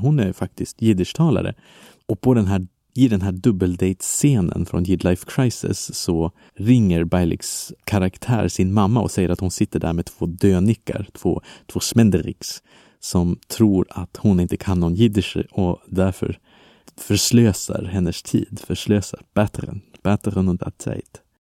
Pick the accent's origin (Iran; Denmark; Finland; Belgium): Belgium; now in Sweden; I mitt hemland Belgien